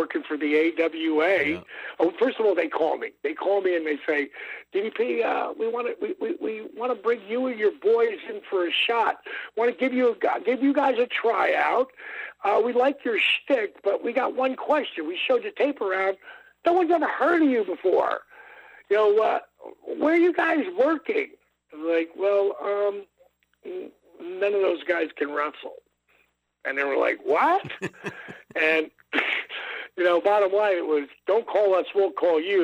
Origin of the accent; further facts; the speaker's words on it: Jersey Shore, New Jersey, United States; I grew up on the Jersey Shore